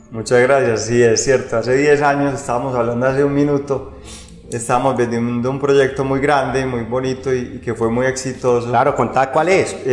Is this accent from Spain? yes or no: no; Medellín, Antioquia, Colombia; now in Rionegro, Colombia; Sí, yo me vine de Medellín para Río Negro específicamente a vender ese proyecto que acabamos de hablar